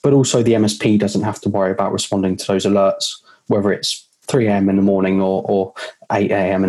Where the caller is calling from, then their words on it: Eastbourne, South East England, United Kingdom; I am calling you from the Sunshine Coast of Eastbourne, right on the south